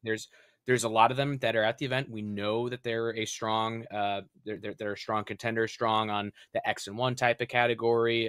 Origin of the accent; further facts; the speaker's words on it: Rhode Island, United States; my home state of Rhode Island